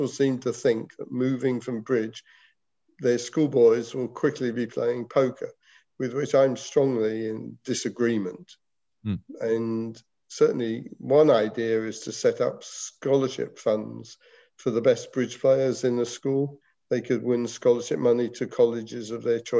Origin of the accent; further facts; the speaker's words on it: England, United Kingdom; moved away; when I was a schoolboy, we in England had a huge schools competition